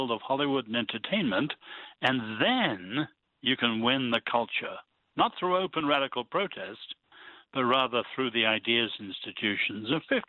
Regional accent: China; born there; I was born in China when my parents were medical missionaries.

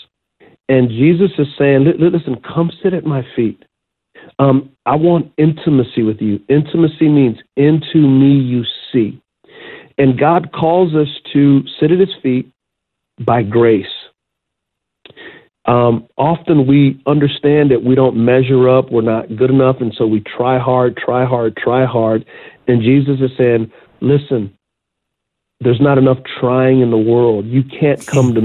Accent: United States; as American Christians

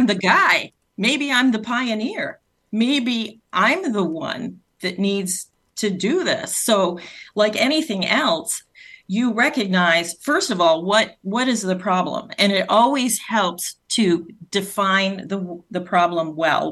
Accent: Rhode Island, United States; accent: Rhode Island; my Rhode Island accent

